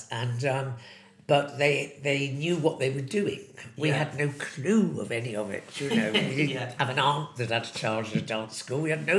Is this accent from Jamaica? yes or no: no; Hartlepool, North East England, United Kingdom; born or raised there; also born or lived in Plymouth